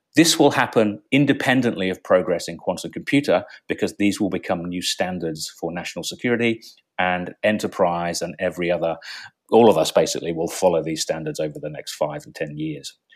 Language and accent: English; England, United Kingdom; moved away as an adult; now in Australia; I grew up in England